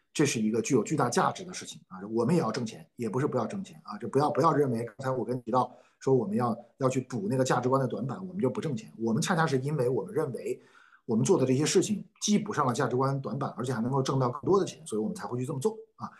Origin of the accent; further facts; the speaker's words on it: China; 我们中国人